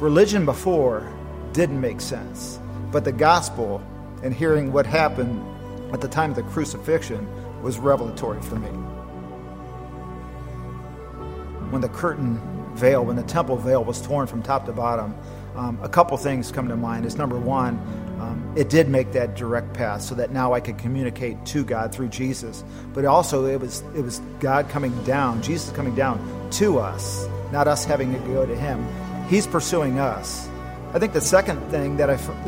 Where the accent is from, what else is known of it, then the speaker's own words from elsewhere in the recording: Akron, Ohio, United States; I was born in the Midwest in Akron, Ohio, and a very Catholic, Italian, Irish environment. And so grew up with a lot of tradition